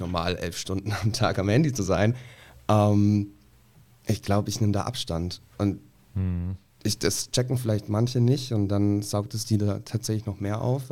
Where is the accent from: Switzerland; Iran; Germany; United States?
Germany; a village in Bavaria; moved away; ich komme so aus dem Dorf, ähm, irgendwo mitten in Bayern, total konservativ, total klein